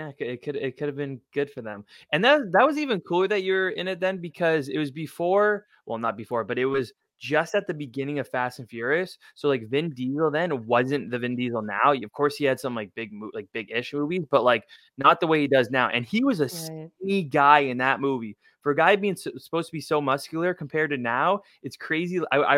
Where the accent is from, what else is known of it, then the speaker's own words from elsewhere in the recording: Canada; I mean, I guess being Canadian actor, it's, worlds are going to collide